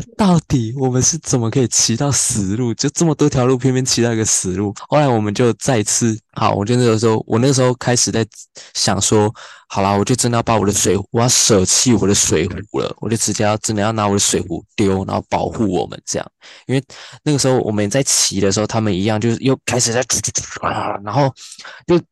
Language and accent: Chinese; Taiwan; 我是台湾人